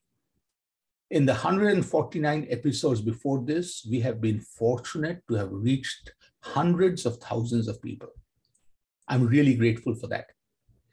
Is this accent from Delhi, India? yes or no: no; Kolkata, West Bengal, India; Growing up in Kolkata